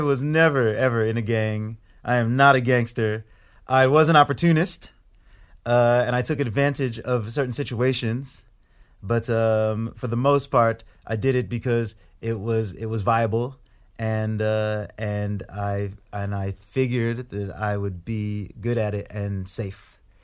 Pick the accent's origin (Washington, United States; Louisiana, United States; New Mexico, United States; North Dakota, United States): North Dakota, United States; Grand Forks; accent: thick American; moved away; also born or lived in Ipswich, England / Saint Louis, Missouri; grew up most of my, most of my life in North Dakota